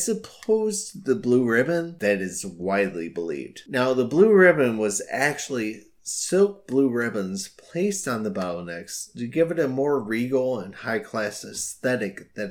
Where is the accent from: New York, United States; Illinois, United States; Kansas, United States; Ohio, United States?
Illinois, United States; my home state of Illinois